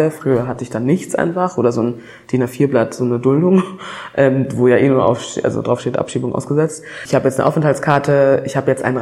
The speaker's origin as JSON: {"language": "German", "country": "Germany", "tie": "born there", "said": "Ich bin tatsächlich eine von den Personen, die in die Staatenlosigkeit sozusagen hineingeboren wurde. Also ich bin in Deutschland zur Welt gekommen."}